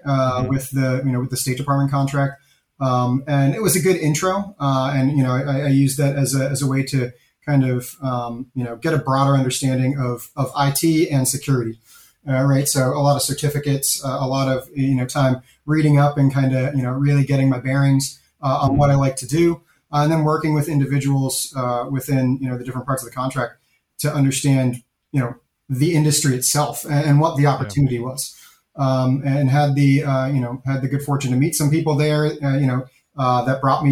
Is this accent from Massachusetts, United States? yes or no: yes; Boston suburbs, Massachusetts, United States; moved away as an adult; also born or lived in Northern Virginia; now in Memphis, United States; I was from the suburbs